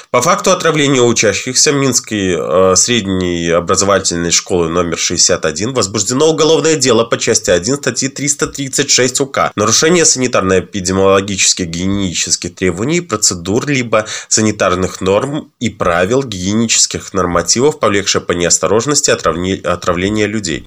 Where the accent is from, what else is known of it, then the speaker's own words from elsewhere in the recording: Belarus; в нашей стране